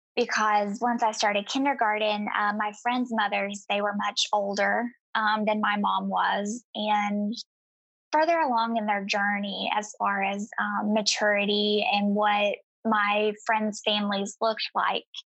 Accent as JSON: {"language": "English", "region": "East Tennessee", "country": "United States", "tie": "born or raised there", "said": "I grew up in East Tennessee and in a very impoverished um, circumstance."}